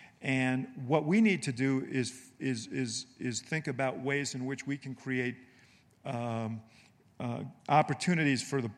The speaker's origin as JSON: {"language": "English", "region": "Illinois", "country": "United States", "said": "You know, I'm from Illinois, the land of Lincoln, and Lincoln deserves some applause too."}